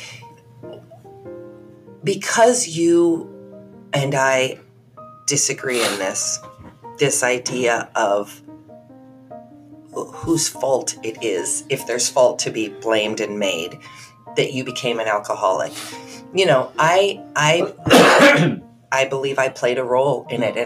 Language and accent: English; United States; I'm an American